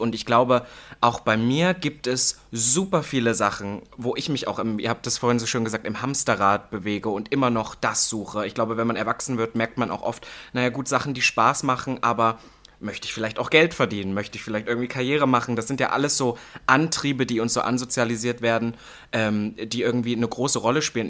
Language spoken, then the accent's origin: German; Halle, Saxony-Anhalt, Germany; moved away as an adult; now in Berlin, Germany; im Osten, also in Halle, wo ich aufgewachsen bin, Halle-Saale